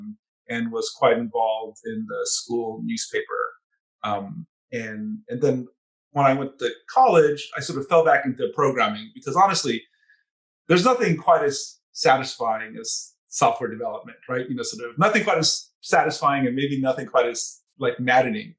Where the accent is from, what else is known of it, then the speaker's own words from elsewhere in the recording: Montebello, California, United States; I grew up in the San Gabriel Valley, which is just east of downtown Los Angeles